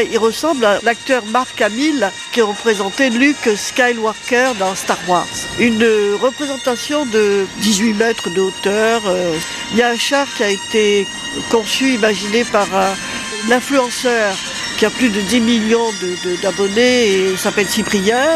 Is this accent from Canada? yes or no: no; Nice, Provence-Alpes-Côte d'Azur, France; Nous, on est niçois, donc on va aux batailles de fleurs, on va au corso illuminé